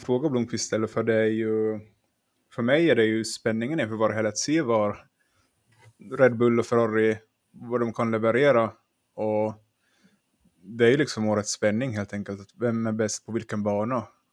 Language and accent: Swedish; Finland; jag är från Finland